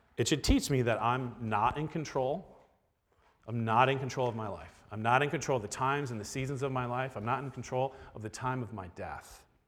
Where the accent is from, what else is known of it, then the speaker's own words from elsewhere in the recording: Florida, United States; now in Milwaukee, United States; I don't think of myself as Milwaukeean 'cause I grew up in Florida.